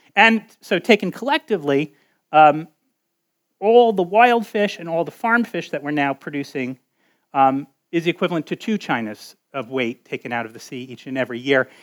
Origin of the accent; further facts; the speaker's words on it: Connecticut, United States; moved away; That is the um, state of Connecticut, and that is my home state.